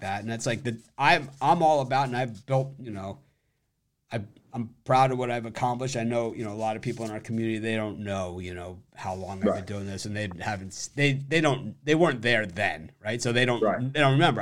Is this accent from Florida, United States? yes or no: yes; Miami, Florida, United States; I'm from Miami, and it's always been a melting pot.